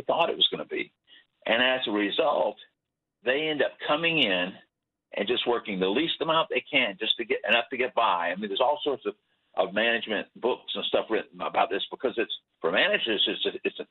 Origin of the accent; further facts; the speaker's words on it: South Florida, United States; I grew up in South Florida.